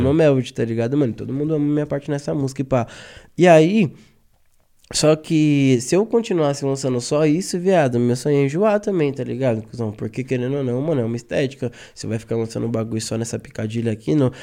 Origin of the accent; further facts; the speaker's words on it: São Paulo, Brazil; nós que é paulista